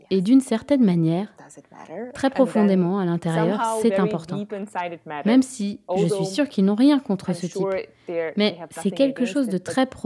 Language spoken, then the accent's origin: French; Moscow, Russia; Avec ma sœur, nous avons grandi à Moscou, qui est une ville très multiculturelle